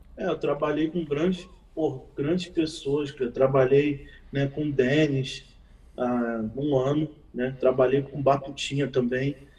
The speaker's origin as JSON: {"language": "Portuguese", "region": "Rio de Janeiro", "country": "Brazil", "said": "sou do Rio de Janeiro"}